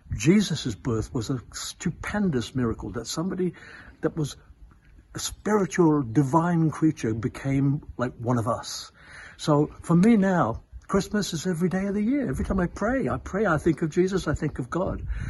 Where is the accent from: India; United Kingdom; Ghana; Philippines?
India; I was born in India